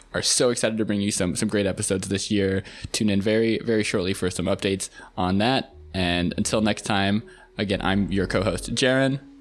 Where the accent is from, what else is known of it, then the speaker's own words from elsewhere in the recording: Seattle, Washington, United States; moved away as an adult; also born or lived in Virginia / Harlem, New York City; now in New York City, United States; I grew up in Seattle